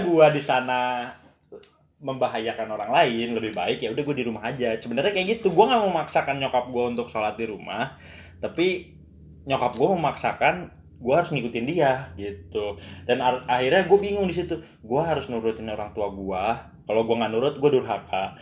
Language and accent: Indonesian; Bogor, West Java, Indonesia; gua kan orang Bogor aslinya